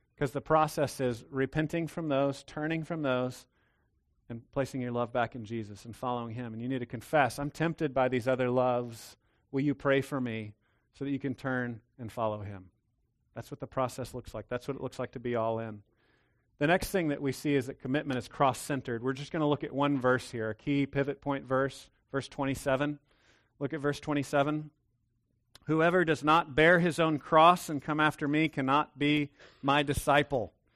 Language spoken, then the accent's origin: English; Texas, United States; I'm a Texan